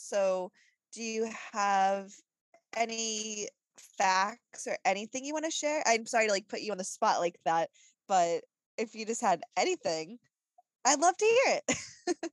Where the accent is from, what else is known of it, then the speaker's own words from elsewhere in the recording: New England, United States; growing up in New England